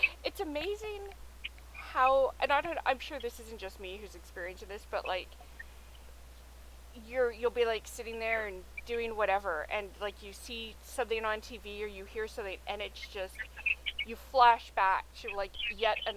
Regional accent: Canada; I am Canadian

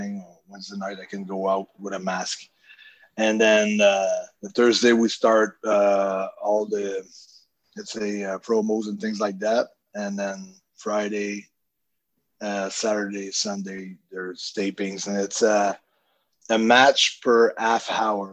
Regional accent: Canada; I'm from Canada

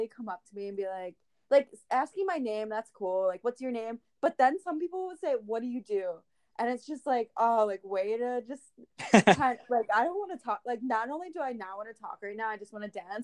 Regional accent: East Coast, United States; We grew up on the East Coast

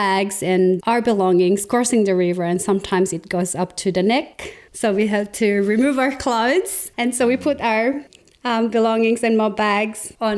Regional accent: Cagayan Valley, Philippines; moved away as an adult; now in Tasmania, Australia; I grew up in the Philippines, and that's up north of the country. It's about 14 to 16 hour drive from Manila, where the capital city of the Philippines, and it's called Cagayan Valley.

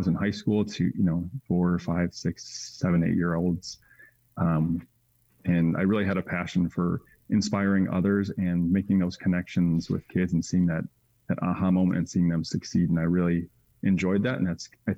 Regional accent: Western Springs, Illinois, United States; also born or lived in Indiana; I grew up in Western Springs

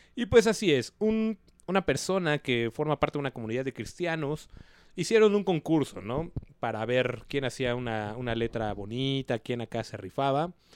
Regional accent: Mexico; como buen mexicano naco

